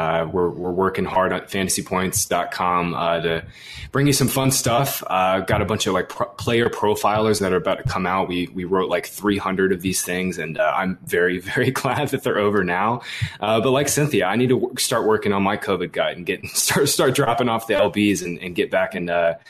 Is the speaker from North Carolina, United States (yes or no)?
yes; North Carolina, United States; Mountains can be scary, especially when they start snowing. I'm from North Carolina.